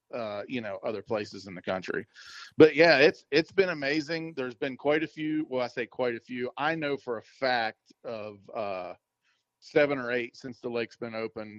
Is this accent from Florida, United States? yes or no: no; Maryland, United States; moved away; growing up in Maryland